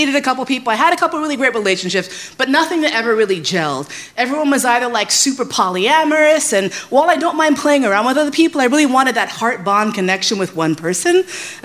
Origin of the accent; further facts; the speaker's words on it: New York, United States; also born or lived in San Francisco; I grew up in New York